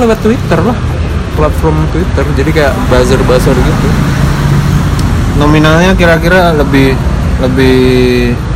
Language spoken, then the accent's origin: Indonesian; Blitar, East Java, Indonesia; now in Malang, Indonesia; gue orang Blitar